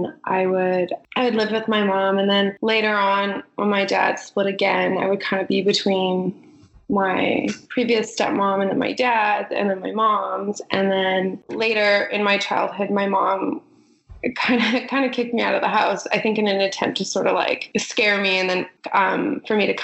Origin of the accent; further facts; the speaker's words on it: Prince George, British Columbia, Canada; I grew up in Prince George, and I grew up on a farm